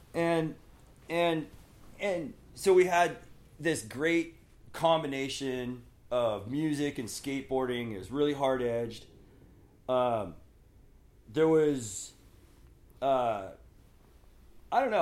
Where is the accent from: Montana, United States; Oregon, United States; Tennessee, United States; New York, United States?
Oregon, United States; moved away as an adult; also born or lived in La Mirada, California / Palm Springs, California / Oceanside, California; now in Northern California, United States; those twelve years, first grade through twelfth grade, I spent in Oregon teenage years in the 80s.